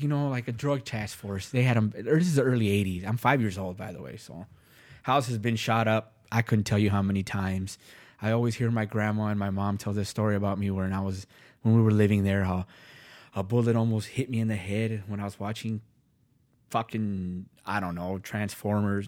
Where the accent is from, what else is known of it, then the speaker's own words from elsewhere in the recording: Los Angeles, California, United States; also born or lived in Van Nuys, Los Angeles; now in Minnesota, United States; I grew up in Los Angeles, West L